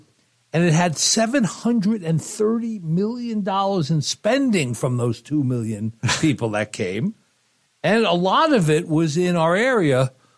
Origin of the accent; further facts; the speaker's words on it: Montana, United States; as soon as I say I'm from Montana